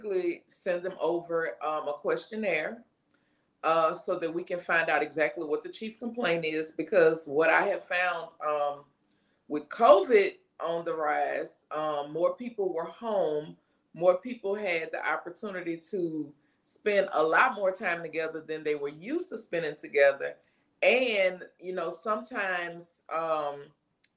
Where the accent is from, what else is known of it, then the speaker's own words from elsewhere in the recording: Baton Rouge, Louisiana, United States; I am from Baton Rouge, Louisiana